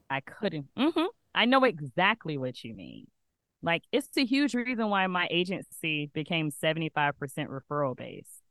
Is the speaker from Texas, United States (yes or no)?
no; Alabama, United States; moved away as an adult; now in Atlanta, United States; I'm originally from Alabama, where I knew everyone. I had been there my whole life.